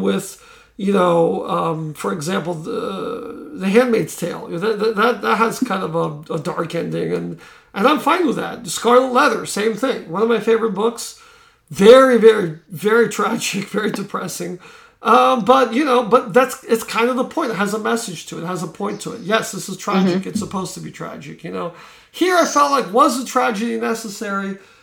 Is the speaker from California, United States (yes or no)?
no; Florida, United States; I grew up in Florida